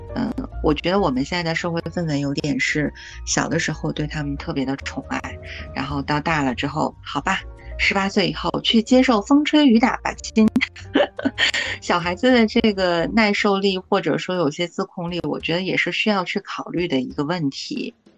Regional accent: China; 我们中国人讲老古老

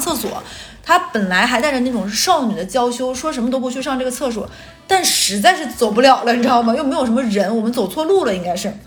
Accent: northern China, China; moved away as an adult; now in Shanghai, China; 而且像咱们北方人，一定是这个人走到最后要结婚那一步

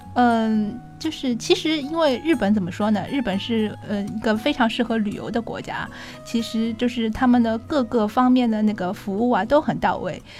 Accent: Shanghai, China; 对我们上海人来说，这个天真的是，实在是太蓝了

